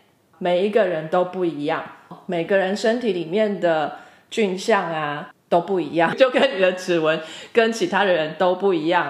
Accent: Taiwan; 还有来自台湾的台妹我本人…。

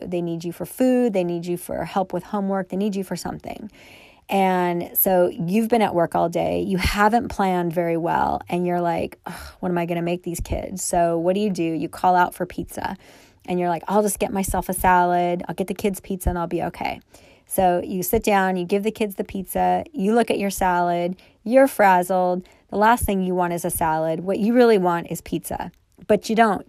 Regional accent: Thousand Oaks, California, United States; I grew up in Thousand Oaks, California, which is in Southern California

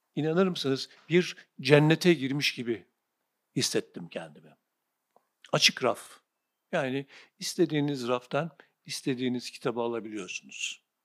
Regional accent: Sivas Province, Turkey; kasabadan ilkokul ikinci sınıftan sonra taşındık biz Sivas'ta büyüdüm. İlk e, okul, ortaokul, lise Sivas'ta

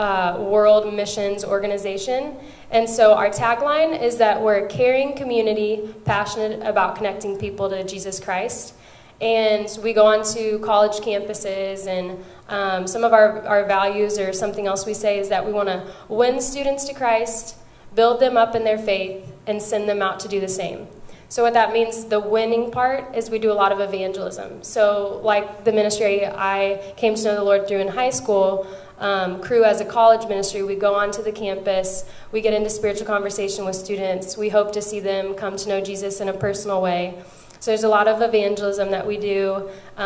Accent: Columbia, Missouri, United States; I'm from Columbia, Missouri. I grew up there.

